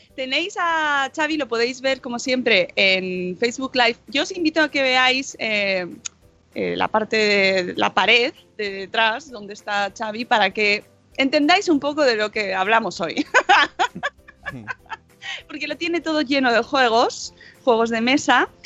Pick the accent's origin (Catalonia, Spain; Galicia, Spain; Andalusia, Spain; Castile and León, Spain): Catalonia, Spain; accent: Catalan; mi super acento catalán